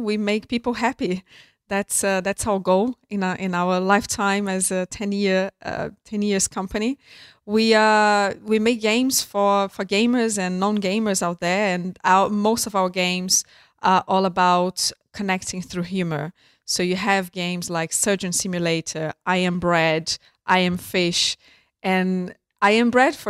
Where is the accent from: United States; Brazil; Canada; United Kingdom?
Brazil; I grew up in Brazil and I was a pretty normal type of girl